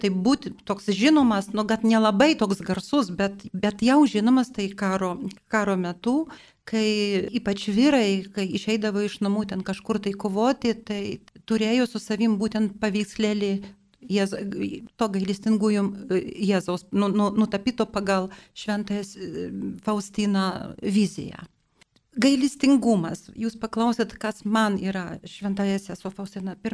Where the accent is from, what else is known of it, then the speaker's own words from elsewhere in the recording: Vilnius, Vilnius County, Lithuania; aš gimiau Vilniuje ir mano vaikystė praėjo netoli tos vietos, kur gyveno irgi šventoji Faustina.